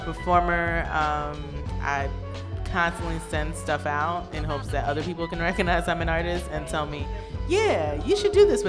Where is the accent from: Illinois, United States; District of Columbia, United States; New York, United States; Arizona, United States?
New York, United States; New York City; I'm from Brooklyn, born and raised.